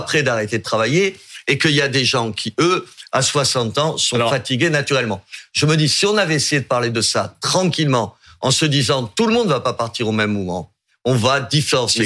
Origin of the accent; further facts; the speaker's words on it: Algeria; now in Béziers, France; je suis né en Algérie paradoxalement